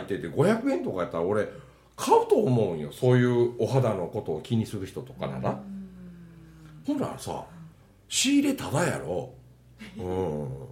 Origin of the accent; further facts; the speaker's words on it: countryside near Matsusaka and Ise, Mie, Japan; 俺らの田舎みたいなとこはね1時間半でやっと10万人の松坂市と伊勢市があるだけね